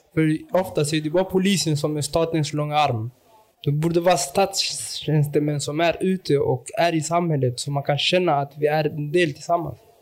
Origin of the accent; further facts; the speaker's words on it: Malmö, Skåne, Sweden; jag är från Rosengård. Och jag utgår ofta att jag är Rosengårdsbo